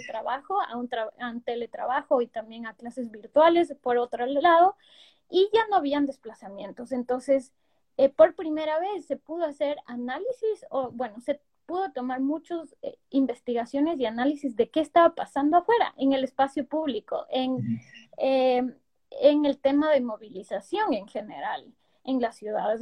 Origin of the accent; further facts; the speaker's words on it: Quito, Pichincha, Ecuador; nosotros como quiteños